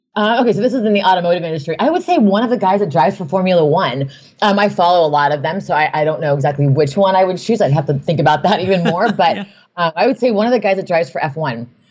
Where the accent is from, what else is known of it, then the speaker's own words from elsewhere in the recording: Newport Beach, California, United States; I grew up in Newport Beach